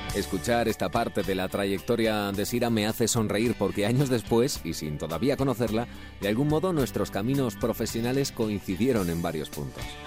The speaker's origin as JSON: {"language": "Spanish", "town": "Valencia", "region": "Valencian Community", "country": "Spain", "said": "nos trasladamos a mi tierra, Valencia."}